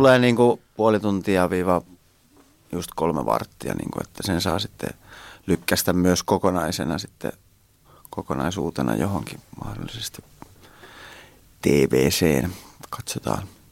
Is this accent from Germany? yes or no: no; Hämeenkyrö, Pirkanmaa, Finland; Holmalan tie tuolla Hämeenkyrössä päin, mistä mä oon kotoisin